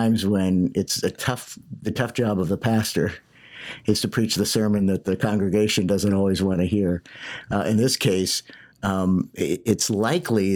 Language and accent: English; Johnstown, Pennsylvania, United States; moved away; my hometown, Johnstown, Pennsylvania